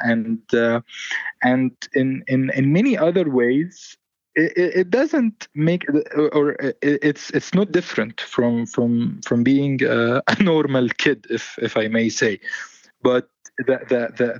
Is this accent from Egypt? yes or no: yes; Mansoura, Dakahlia, Egypt; I grew up in Mansoura in 1993, 1994, 1995